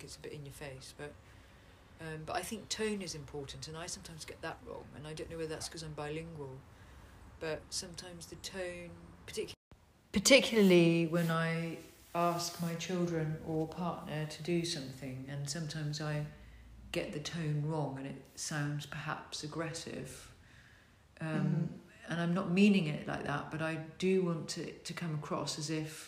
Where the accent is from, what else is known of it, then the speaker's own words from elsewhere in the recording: Netherlands; first language Dutch and English (bilingual); moved away; I grew up in Holland, so my language, the way I communicate is very much like how a Dutch person would communicate.